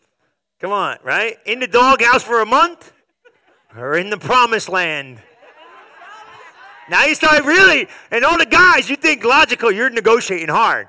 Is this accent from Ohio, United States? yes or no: no; New Jersey, United States; I'm probably Italian from New Jersey